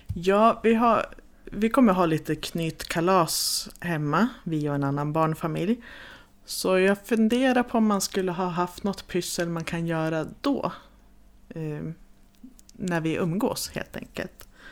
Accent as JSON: {"language": "Swedish", "region": "Jämtland", "country": "Sweden", "said": "vi kommer ju också från Jämtland"}